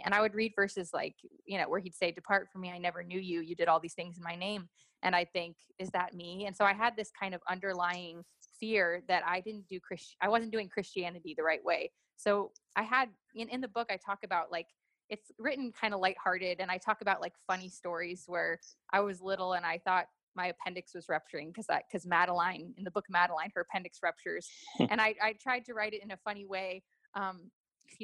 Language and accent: English; New York, United States; also born or lived in Los Angeles / Miami; I grew up in New York, LA, and Miami, and lived in townhouses and apartments and suburbs.